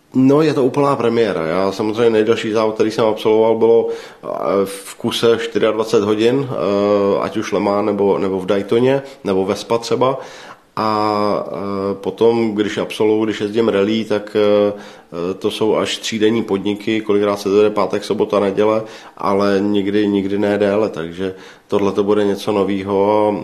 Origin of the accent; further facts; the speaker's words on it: Czechia; my jako Češi